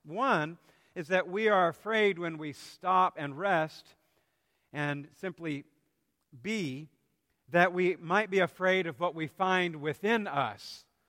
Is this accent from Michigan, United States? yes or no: no; South Carolina, United States; growing up in South Carolina, at least during my middle and high school years